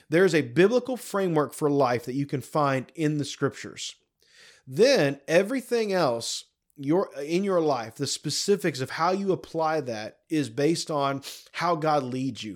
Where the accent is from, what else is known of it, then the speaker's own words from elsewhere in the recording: United States; as an American